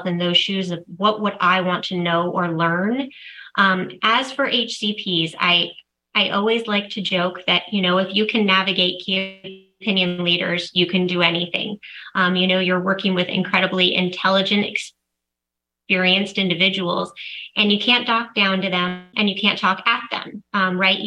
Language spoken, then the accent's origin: English; San Diego, California, United States; back down to San Diego, which is where we are from. So it really was an incredible transition for me in leaving Allergan and being able to join Neurocrine and getting back to my hometown